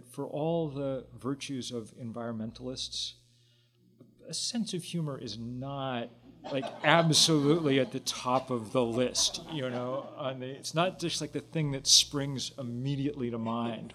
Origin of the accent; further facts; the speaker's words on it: Lexington, Massachusetts, United States; I grew up in Lexington, Massachusetts